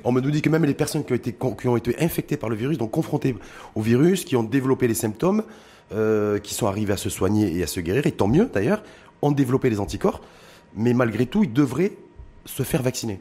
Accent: Morocco; chez nous au Maroc

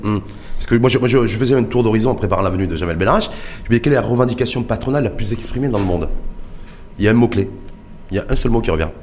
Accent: Morocco; chez nous au Maroc

